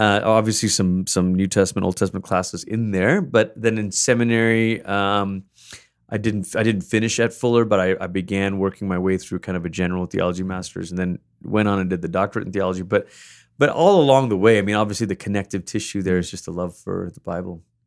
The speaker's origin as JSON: {"language": "English", "country": "Malaysia", "tie": "born or raised there", "said": "I gr, I grew up in Malaysia"}